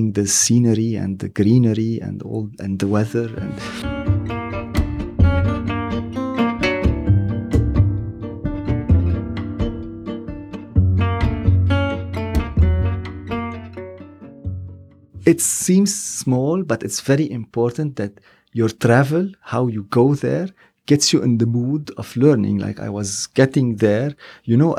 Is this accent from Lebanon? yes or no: yes; Lebanon; also born or lived in Los Angeles; I'm from Lebanon